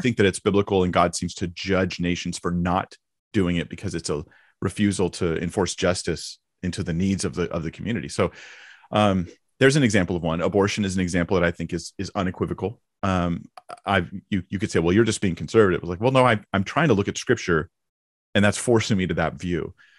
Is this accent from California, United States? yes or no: yes; California, United States; I grew up in Orange County. Well, North Orange County.